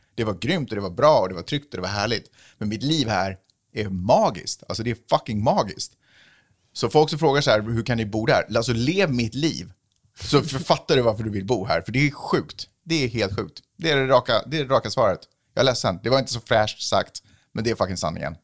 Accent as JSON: {"language": "Swedish", "country": "Sweden", "moved": "yes", "lives_now": "United States", "said": "när jag är hemma i Sverige"}